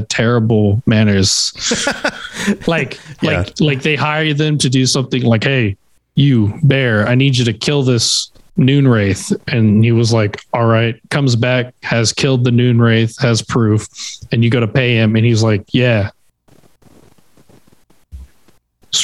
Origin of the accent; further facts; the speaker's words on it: Texas, United States; I'm from Texas